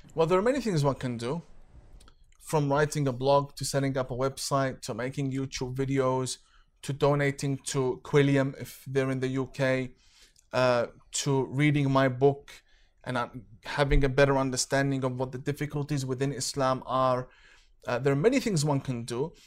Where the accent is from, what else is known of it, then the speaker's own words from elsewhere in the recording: Australia; I'm not from Canada. I'm from Australia.